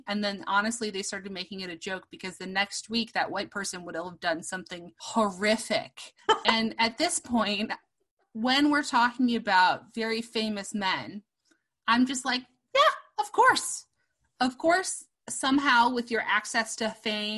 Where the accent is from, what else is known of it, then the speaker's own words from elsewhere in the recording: Chicago, Illinois, United States; I am from Chicago, and I got to have Obama as my state senator